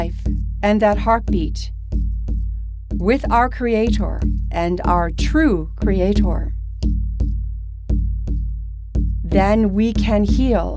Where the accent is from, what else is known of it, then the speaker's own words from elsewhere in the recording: Mystic, Connecticut, United States; my hometown nearby, Mystic